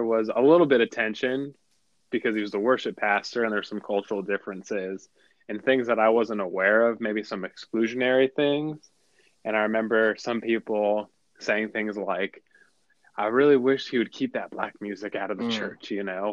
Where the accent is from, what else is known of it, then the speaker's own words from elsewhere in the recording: South Florida, United States; I grew up in South Florida.